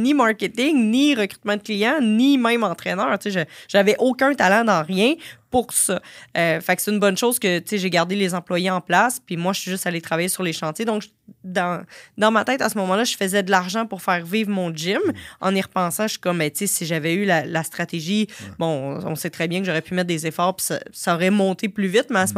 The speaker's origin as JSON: {"language": "French", "town": "Sorel", "region": "Quebec", "country": "Canada", "said": "je viens de Sorel quand même, là, c'est, mhm. pas Montréal"}